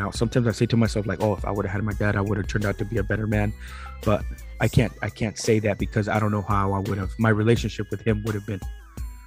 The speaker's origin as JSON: {"language": "English", "town": "San Diego", "region": "California", "country": "United States", "tie": "born or raised there", "said": "I was born in San Diego, the 80s. Born at a UCSD."}